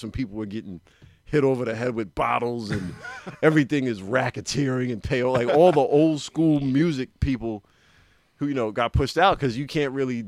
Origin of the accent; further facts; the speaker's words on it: Westchester and Queens, New York, United States; I'm actually from Westchester and Queens. I was one of those back and forth.